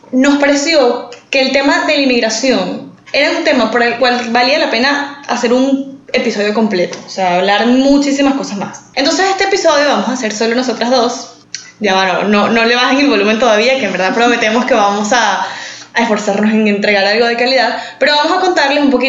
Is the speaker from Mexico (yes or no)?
no; San Antonio, Venezuela; also born or lived in Caracas, Venezuela; now in United States; yo nací en mi pueblito de San Antonio, con mucho orgullo.